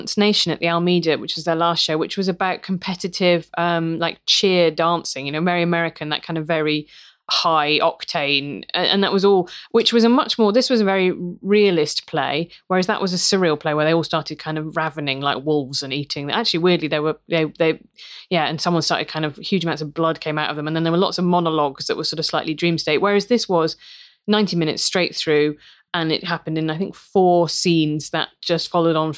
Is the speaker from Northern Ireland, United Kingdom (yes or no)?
no; Worcester, West Midlands, United Kingdom; Growing up in Worcester